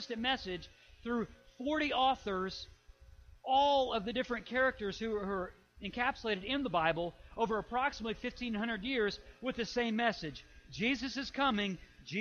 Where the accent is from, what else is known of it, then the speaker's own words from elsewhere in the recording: Illinois, United States; I grew up in Illinois